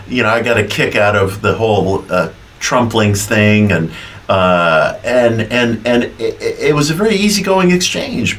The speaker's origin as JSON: {"language": "English", "town": "New York City", "region": "New York", "country": "United States", "tie": "born or raised there", "said": "When I was a kid growing up in Queens in the 1970s"}